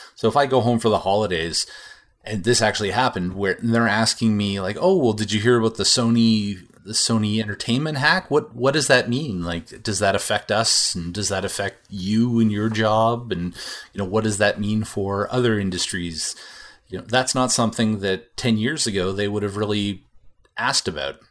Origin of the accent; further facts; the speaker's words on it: Canada; as a Canadian